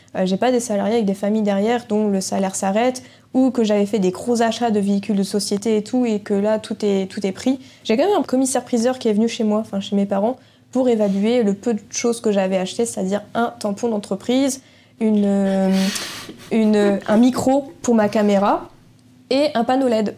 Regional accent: Quimper, Brittany, France; quand on est breton, on est, on est breton

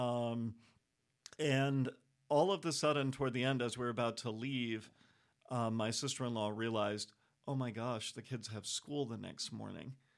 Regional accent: United States; also born or lived in Europe; I'm American

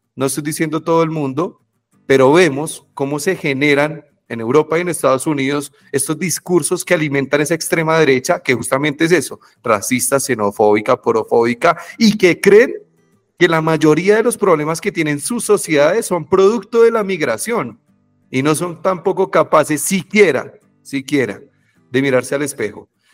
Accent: Colombia; por ser colombiano

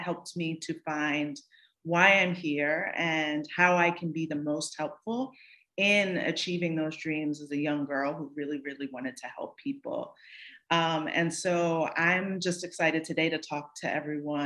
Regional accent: Northern New Jersey, United States; also born or lived in New York City; I was born in New York City, raised in Northern New Jersey, and then returned to New York City

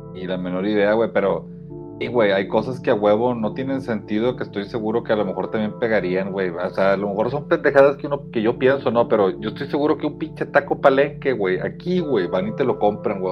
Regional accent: Mexico; nosotros somos mexicanos aquí en México

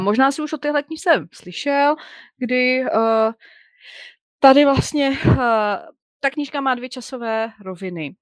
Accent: Czechia; my jako Češi

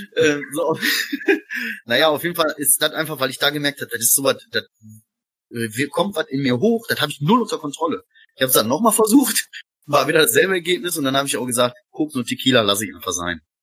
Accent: Essen, North Rhine-Westphalia, Germany; Ich bin ja äh, Essener Jung, frisch aus dem Ruhrgebiet

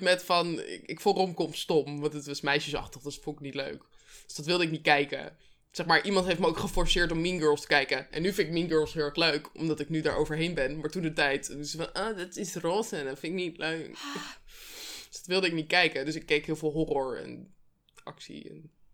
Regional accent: Netherlands; toen woonde ik blijkbaar in Nederland

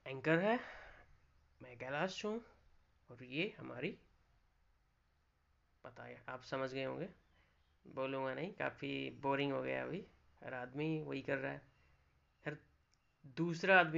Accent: Rajasthan, India; जैसे देखता हूँ मैं राजस्थान से हूँ

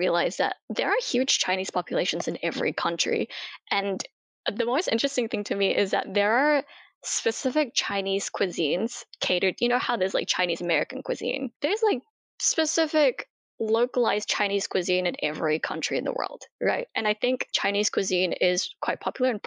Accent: Auckland, New Zealand; also born or lived in Jakarta, Indonesia; I was born in Indonesia, as I mentioned, but yeah, pretty much raised in New Zealand

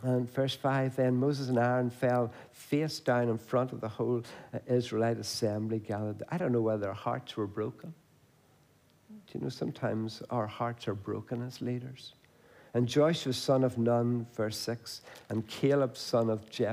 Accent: Banbridge, Northern Ireland, United Kingdom; I come from Banbridge

